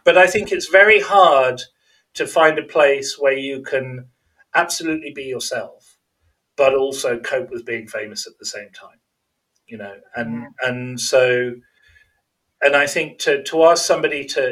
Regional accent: Birmingham, West Midlands, United Kingdom; moved away; also born or lived in Warwickshire / America; I was born in Birmingham

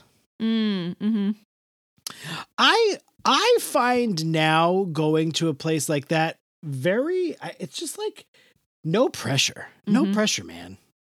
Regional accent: New York City, New York, United States; I've never been to a Sizzler. I grew up in New York City.

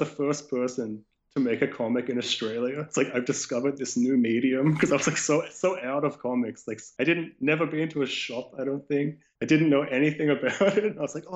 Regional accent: Canada; I grew up in Canada

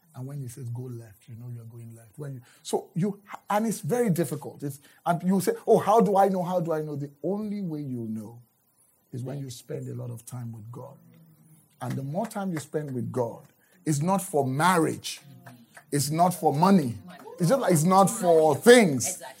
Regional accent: Nigeria; moved away; I'm from Nigeria right. originally.

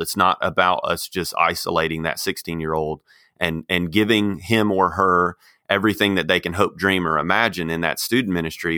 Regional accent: Texas, United States; moved away as an adult; also born or lived in Arkansas; now in Kansas City, United States; I grew up in Texas

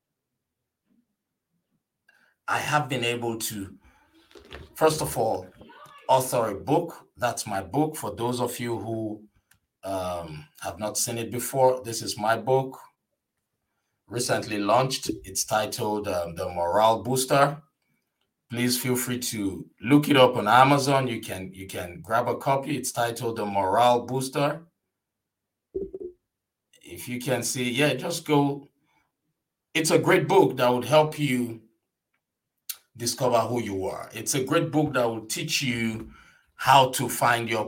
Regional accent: Nigeria; now in United States; an immigrant from Nigeria

